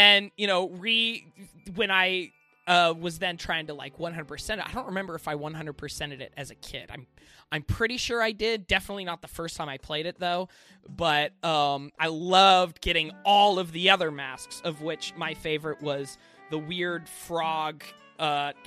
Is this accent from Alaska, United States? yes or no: yes; Alaska, United States; moved away; I grew up in Alaska and I'm not living there anymore